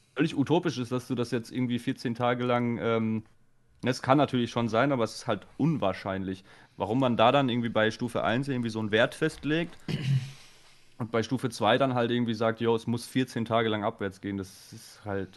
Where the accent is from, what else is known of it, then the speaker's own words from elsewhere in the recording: Baden-Württemberg, Germany; bei uns in Baden-Württemberg